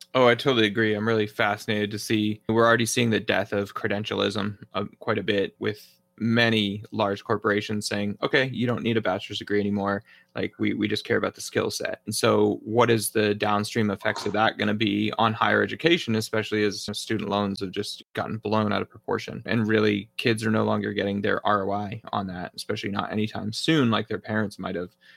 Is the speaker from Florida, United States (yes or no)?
no; New Hampshire, United States; also born or lived in northern Indiana; now in Arizona, United States; I grew up in New Hampshire